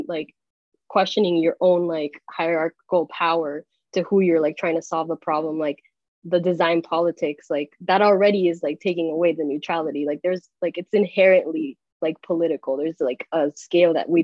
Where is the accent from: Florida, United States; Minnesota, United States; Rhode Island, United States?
Florida, United States; Miami; now in New York, United States; I grew up in Miami